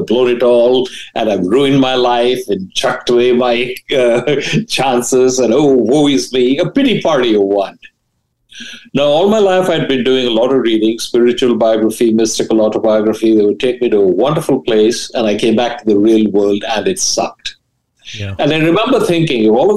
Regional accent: India; moved away as an adult; also born or lived in Delhi / Ahmedabad; now in United States; I grew up in India, and I was a bright student

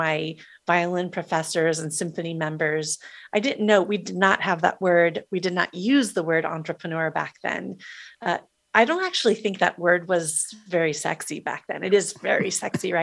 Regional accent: Des Moines, Iowa, United States; thank you, Des Moines, Iowa

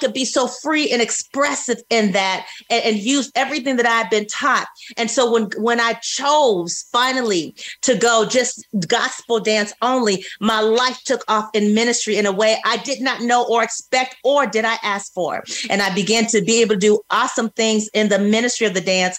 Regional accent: California, United States; moved away as an adult; also born or lived in Georgia; I grew up in California, so I saw a lot, surrounded by a lot

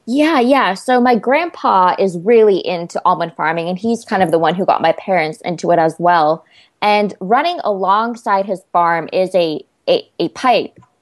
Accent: Central Valley, California, United States; I'm from the Central Valley

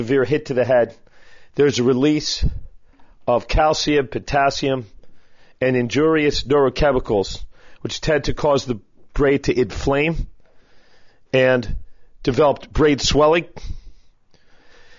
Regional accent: Philadelphia, Pennsylvania, United States; I'm a Philadelphian

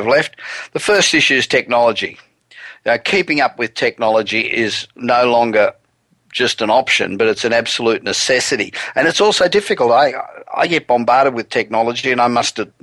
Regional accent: Los Angeles, California, United States; Coming to you this week from my hometown of Los Angeles

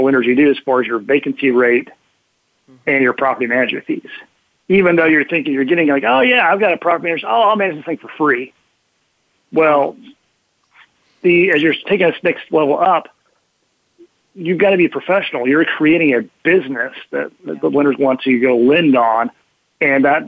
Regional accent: Oklahoma, United States; we're Americans, we're Midwest. I grew up in Oklahoma

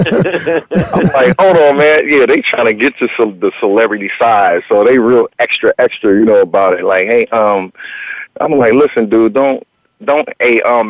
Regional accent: Washington, District of Columbia, United States; moved away as an adult; also born or lived in Maryland; now in Los Angeles, United States; it started more so in Washington, D.C., which was my hometown

